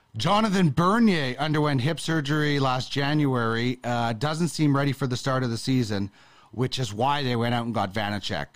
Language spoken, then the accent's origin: English; Brandon, Manitoba, Canada; I grew up in Brandon